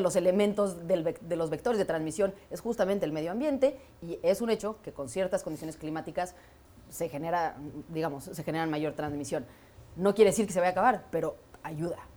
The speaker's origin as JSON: {"language": "Spanish", "country": "Mexico", "said": "yo me sienta orgullosa como mexicana"}